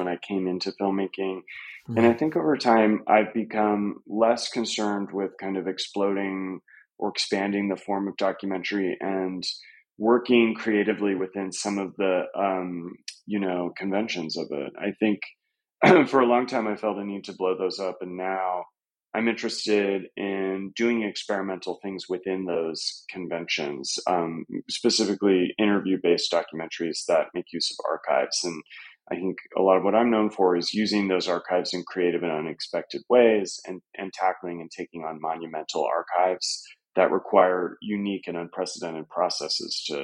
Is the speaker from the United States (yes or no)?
yes; California, United States; moved away as an adult; now in New York, United States; I grew up in California in the late 90s